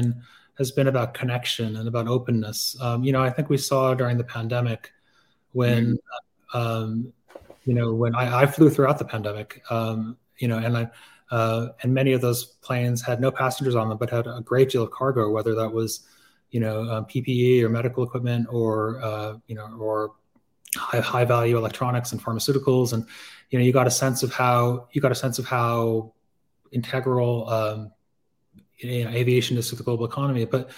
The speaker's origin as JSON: {"language": "English", "country": "Hong Kong", "tie": "born or raised there", "said": "I had a pen pal when I was growing up in Hong Kong"}